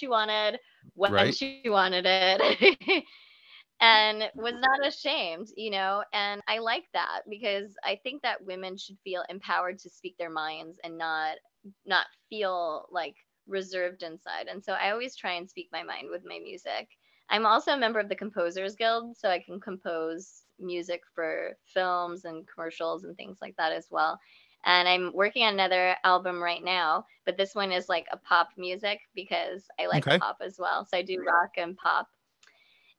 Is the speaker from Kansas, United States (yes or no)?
yes; Kansas, United States; I am from Kansas